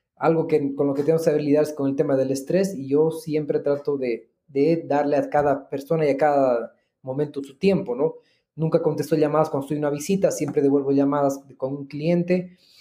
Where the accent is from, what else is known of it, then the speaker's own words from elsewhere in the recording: Bolivia; Yo soy agente inmobiliario hace más de tres años en Bolivia